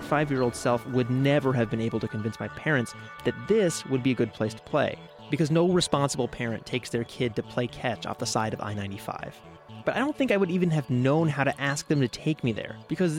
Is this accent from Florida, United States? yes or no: yes; South Florida, United States; When I was a kid growing up in South Florida